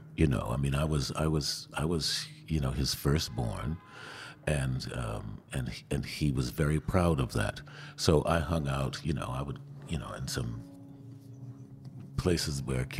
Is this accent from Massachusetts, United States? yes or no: no; Queens, New York, United States; Oh, well, I remember once, I don't remember what time of year it was, but I remember my folks had a party